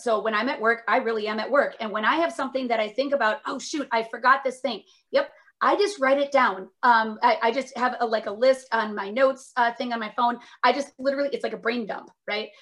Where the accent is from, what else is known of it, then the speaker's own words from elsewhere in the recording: Minnesota, United States; also born or lived in Northfield, Minnesota / Indiana / Seattle; I'm from Minnesota originally